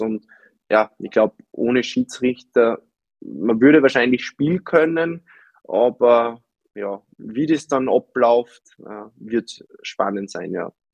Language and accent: German; Upper Austria, Austria; für mich als Oberösterreicher